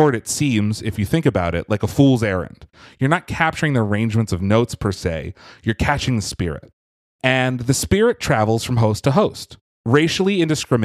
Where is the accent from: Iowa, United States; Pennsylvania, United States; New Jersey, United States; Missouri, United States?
Pennsylvania, United States; Philadelphia; which is my hometown area